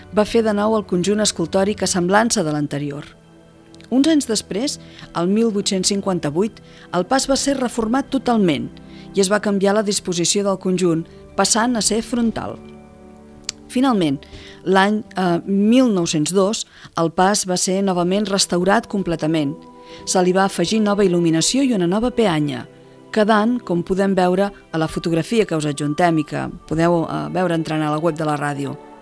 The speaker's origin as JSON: {"language": "Catalan", "town": "El Vendrell", "region": "Catalonia", "country": "Spain", "said": "del Vendrell, en aquest cas el miserere concret del meu poble"}